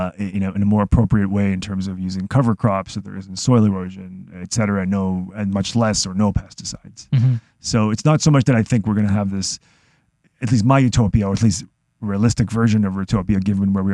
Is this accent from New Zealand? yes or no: no; Israel; now in Toronto, Canada; I'm from Israel, a very small country